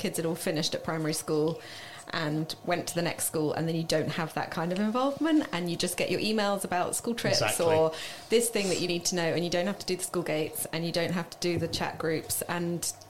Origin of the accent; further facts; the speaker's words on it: Marlow, South East England, United Kingdom; I grew up in Marlow.